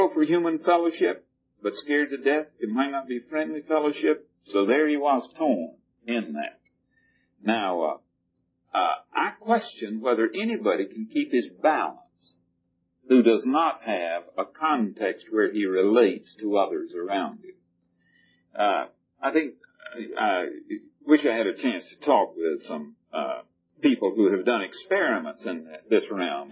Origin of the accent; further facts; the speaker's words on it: the South, United States; when I grew up in the South in the days when before there were tractors and we plowed with mules